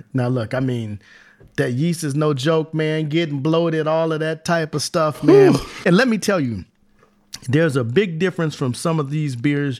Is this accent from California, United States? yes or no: yes; Los Angeles, California, United States; I grew up in Southern California. I grew up in L.A.